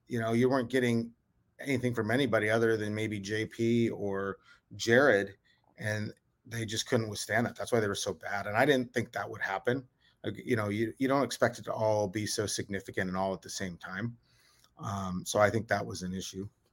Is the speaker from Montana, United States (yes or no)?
yes; Havre, Montana, United States; moved away as an adult; also born or lived in North Dakota / Tacoma, Washington; born and raised in Haver, Montana, uh, up in right north central Montana, about twenty miles from Canadian border.